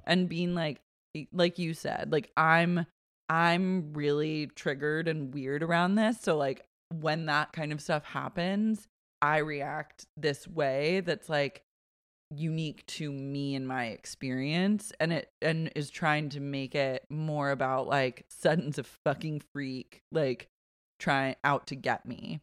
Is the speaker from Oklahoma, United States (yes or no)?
yes; Oklahoma City, Oklahoma, United States; growing up in Oklahoma City